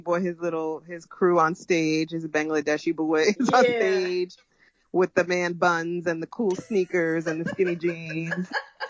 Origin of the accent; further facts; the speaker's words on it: New York City, New York, United States; as a New Yorker